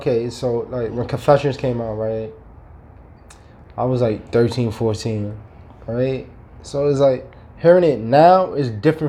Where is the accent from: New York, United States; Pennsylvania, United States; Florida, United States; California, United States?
New York, United States; I'm talking from New York, right?